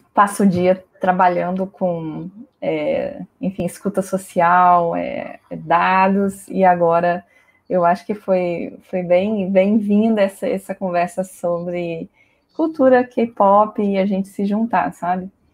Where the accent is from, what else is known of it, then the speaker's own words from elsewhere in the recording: Espírito Santo, Brazil; now in Brasília, Brazil; Eu sou do Espírito Santo